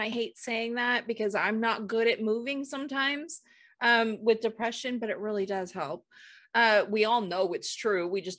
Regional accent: the Bay Area, California, United States; when I was a teenager, growing up in the Bay

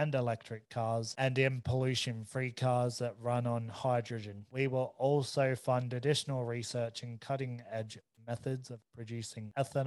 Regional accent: Australia; us being Australian

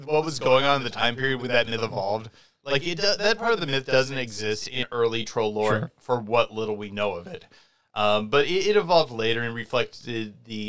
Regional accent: Hayden, United States; I grew up way out in the sticks. And, like, I'm from Hayden. There's, like, almost no one in Hayden. It's a small, isolated community.

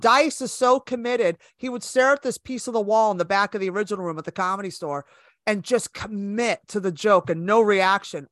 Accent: Bay Area, California, United States; moved away as an adult; also born or lived in Los Angeles, United States; now in New York, United States; I was born and raised in California, so I'm from the Bay Area, and I moved to L A with my best friend

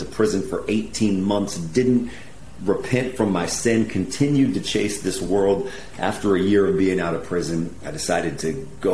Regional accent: Corvallis, Oregon, United States; moved away as an adult; also born or lived in Portland, Oregon; now in Inglewood, United States; I'm just a hometown kid, man. Corvallis High School

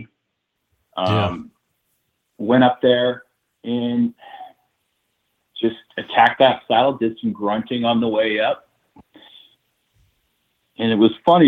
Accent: New Hampshire, United States; my home state

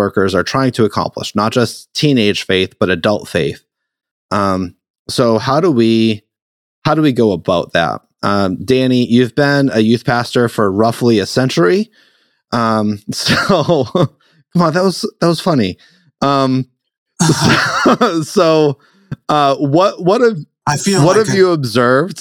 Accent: Massachusetts, United States; I'm from Massachusetts

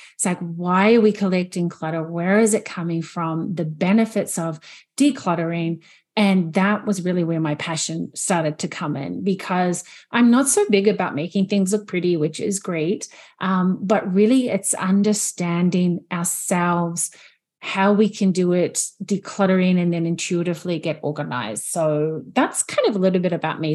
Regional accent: New Zealand; moved away as an adult; now in Canada; I'm originally from New Zealand, and I'm living in Canada at the moment. So being here for twelve years

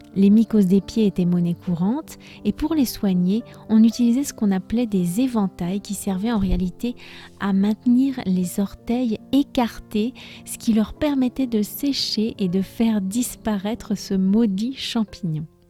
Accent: France; je suis française

